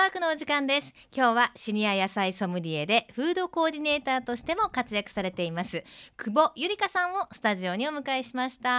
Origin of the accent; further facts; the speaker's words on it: Kansai, Japan; moved away as an adult; now in Fukuoka, Japan; 私あの関西出身なんで